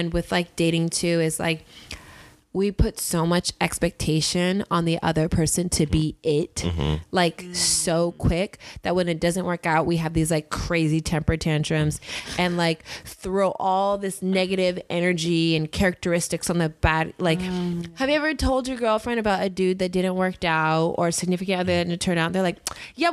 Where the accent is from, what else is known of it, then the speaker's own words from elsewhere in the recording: Inland Empire, California, United States; also born or lived in Whittier, California; now in Los Angeles, United States; I was born in Whittier, grew up in the Inland Empire, went to an all-girls Catholic high school, St. Lucie's, loved it. Then went to UC Riverside.